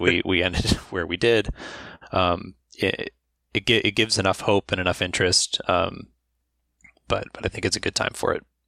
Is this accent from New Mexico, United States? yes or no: no; Pittsburgh, Pennsylvania, United States; I, am originally from Pittsburgh, Pennsylvania